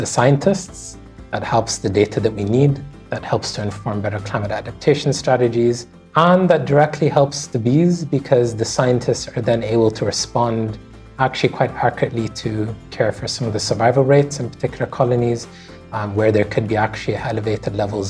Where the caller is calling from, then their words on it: Bahrain; I'm calling in from Bahrain.